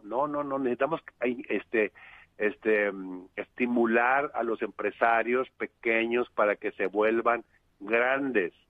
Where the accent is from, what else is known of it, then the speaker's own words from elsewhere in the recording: Monterrey, Nuevo León, Mexico; Yo soy de Monterrey